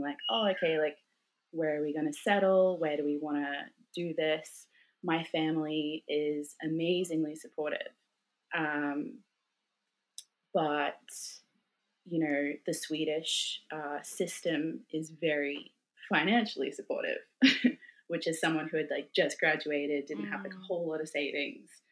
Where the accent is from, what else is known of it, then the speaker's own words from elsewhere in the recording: Australia; moved away as an adult; now in Sweden; my identity as a, as an Australian and what it meant to be an Australian